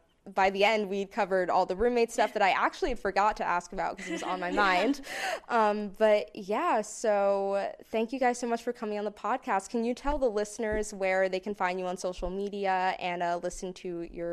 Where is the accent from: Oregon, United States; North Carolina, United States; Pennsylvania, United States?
Pennsylvania, United States; Philadelphia; She and I, we're both from Philly